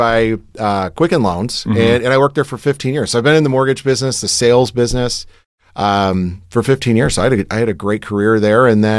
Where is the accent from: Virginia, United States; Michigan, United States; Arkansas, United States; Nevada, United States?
Michigan, United States; born there; So I was born in Michigan. We moved around a little bit growing up